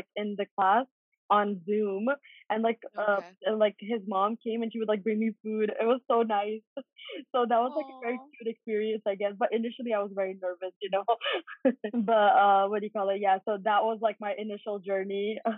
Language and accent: English; Canada; But thankfully, because I'm also Canadian, so I was able to go to Canada, and then from Canada I went to England.